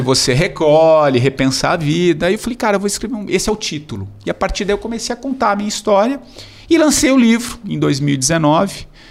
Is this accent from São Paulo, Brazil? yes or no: yes; São Paulo, Brazil; also born or lived in Tupã, São Paulo; Eu sou de São Paulo